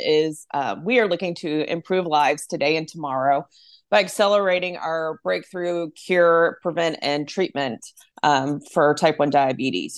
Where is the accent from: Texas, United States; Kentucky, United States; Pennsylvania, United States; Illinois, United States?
Texas, United States; Arlington; also born or lived in East Coast; I grew up in Arlington